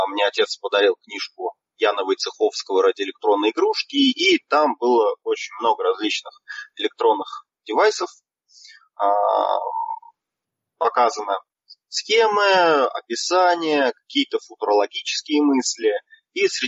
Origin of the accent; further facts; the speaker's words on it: Nizhny Novgorod, Nizhny Novgorod Oblast, Russia; Да, все верно. Из Нижнего